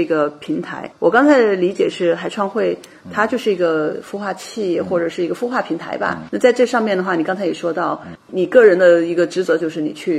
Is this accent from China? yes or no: yes; Qingdao, Shandong, China; now in United States; 我的家乡青岛